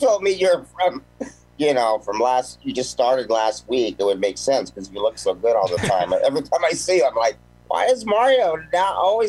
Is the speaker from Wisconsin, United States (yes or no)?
no; Mount Baldy, California, United States; also born or lived in Sherman Oaks; But I mean, originally I was in I was born in Sherman Oaks and moved up to a place called Mount Baldy.